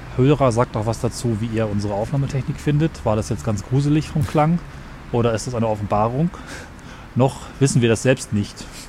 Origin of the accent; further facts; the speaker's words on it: Northern Germany, Germany; als Norddeutscher